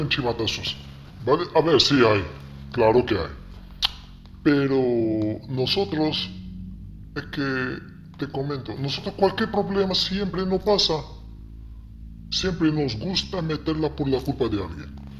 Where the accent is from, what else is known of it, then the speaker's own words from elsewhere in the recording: Morocco; Spanish is a second language; also born or lived in Ceuta / Marbella; now in Spain; yo en ese momento ya teníamos internet en Marruecos